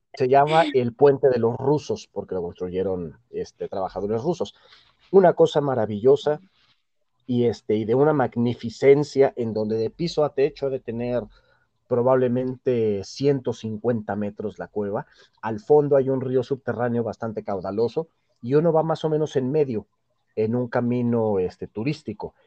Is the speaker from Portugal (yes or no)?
no; Mexico; Yo soy mexicano y soy un mexicano